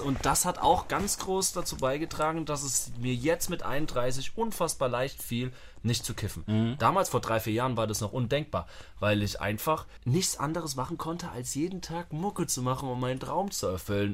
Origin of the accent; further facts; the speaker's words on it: Germany; moved away; also born or lived in Vienna, Austria; Selbst als Deutscher